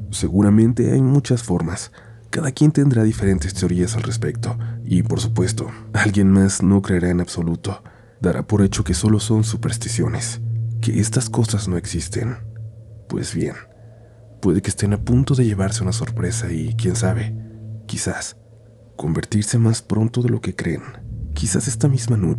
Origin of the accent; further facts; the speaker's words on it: Guadalajara, Jalisco, Mexico; sucedió en una de las avenidas más importantes de Guadalajara, ciudad de donde soy originaria y en la que siempre he vivido